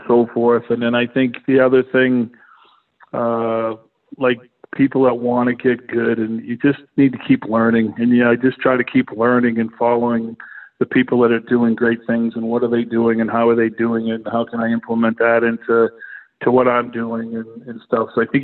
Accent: Auburn, Maine, United States; I grew up in Auburn, Maine

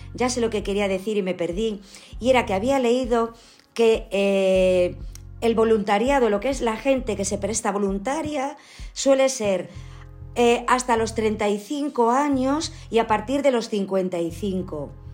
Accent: Ourense, Galicia, Spain; also born or lived in Pontevedra province; yo soy gallega que eso no, lo dije, me parece antes, perdonad. Yo nací en Ourense

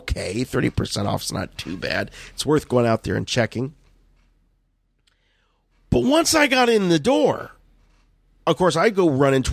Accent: Canton, Ohio, United States; my hometown here in Canton, Ohio

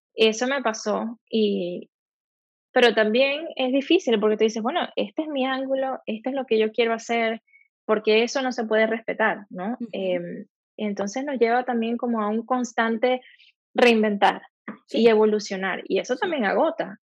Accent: Maracaibo, Zulia, Venezuela; moved away as an adult; also born or lived in Barcelona, Spain; now in Los Angeles, United States; yo salí de Maracaibo, estoy trabajando aquí

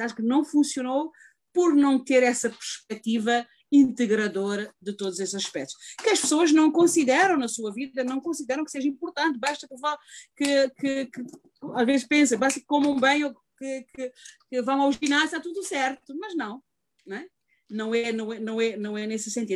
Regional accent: Cape Verde; moved away as an adult; now in United States; sou imigrante, venho de Cabo Verde, fiz uma carreira em Cabo Verde

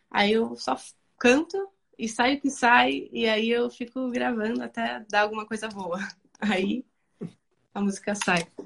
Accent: Argentina; Portuguese is a second language; E agora, assim, eu tô me sentindo, assim, melhor com português, também espanhol, né? Porque eu sou da Argentina, então... Mas é mais difícil espanhol.

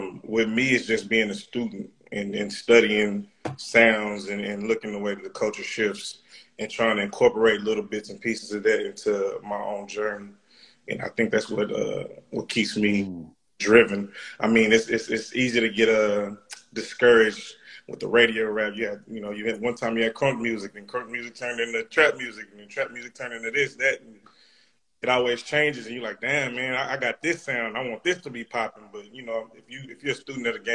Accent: Waco, Texas, United States; I hail from Waco, Texas

